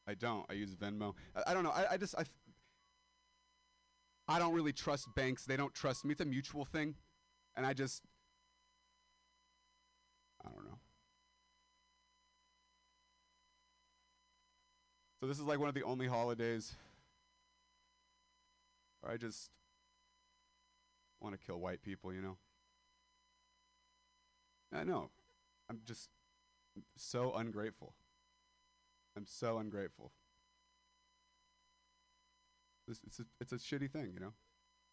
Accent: Modesto, California, United States; moved away as an adult; I am a dropout from Modesto, California

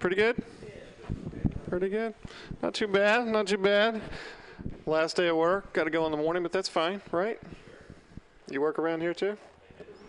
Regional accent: the South, United States; moved away; I'm from the South

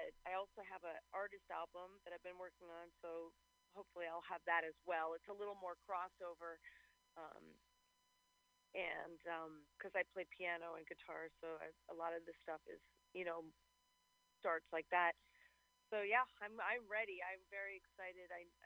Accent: New York City, New York, United States; moved away as an adult; now in Los Angeles, United States; I am from New York City, yes.

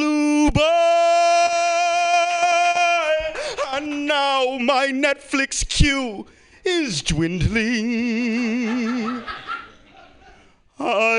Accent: the South, United States; I am from the South, and being from the South

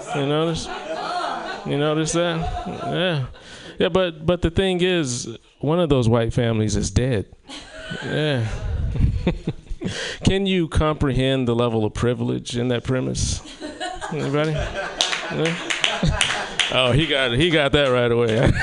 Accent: South Carolina, United States; moved away; my hometown of South Carolina

